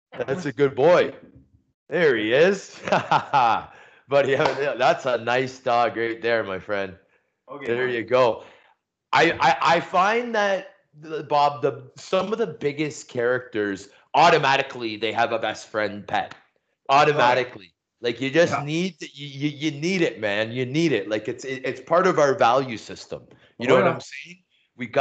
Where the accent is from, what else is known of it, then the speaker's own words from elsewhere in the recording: Toronto, Ontario, Canada; I'm from Toronto, right? Like, I'm a Scarborough boy